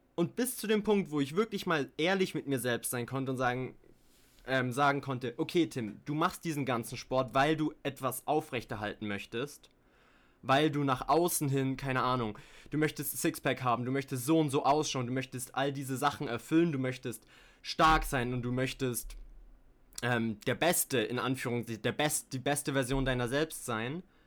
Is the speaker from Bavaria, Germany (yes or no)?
yes; Bayreuth, Bavaria, Germany; moved away as an adult; Ich komme aber auch aus Deutschland, habe die ersten 18 Jahre meines Lebens dort gelebt in Bayreuth, einer kleinen Stadt in Bayern